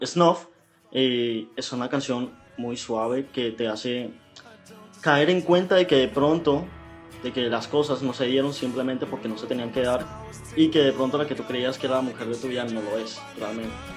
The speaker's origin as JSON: {"language": "Spanish", "country": "Panama", "tie": "born or raised there", "also_born_or_lived": "Bogotá, Colombia", "said": "yo me crié en Panamá."}